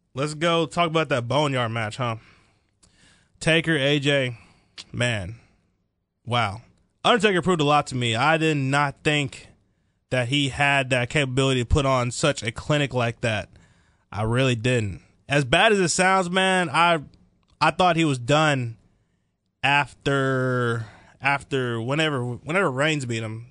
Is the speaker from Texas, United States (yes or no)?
yes; Dallas, Texas, United States; I'm from the Dallas, Texas area. Grew up there my whole life